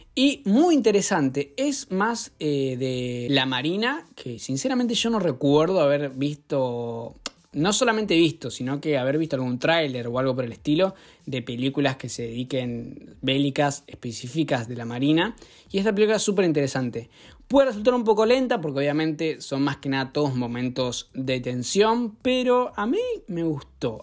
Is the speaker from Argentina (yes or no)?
yes; Argentina